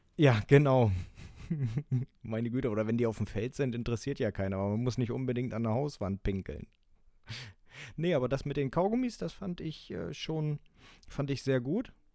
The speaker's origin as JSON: {"language": "German", "area": "the North", "region": "Northern Germany", "country": "Germany", "said": "bei uns im Norden"}